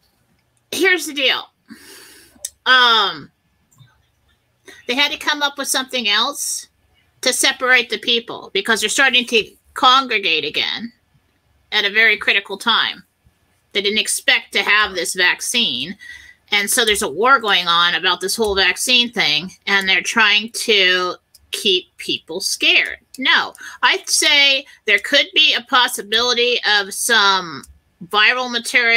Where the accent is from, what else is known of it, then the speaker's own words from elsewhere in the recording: California, United States; moved away; I grew up in California, And we're always waiting on the big one